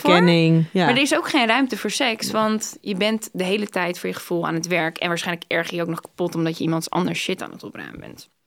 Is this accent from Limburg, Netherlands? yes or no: no; Groningen, Netherlands; born there; Ik ben geboren in Groningen en sowieso het eerste jaar, geloof ik, eerste half jaar woonden ze in andere steden zelfs.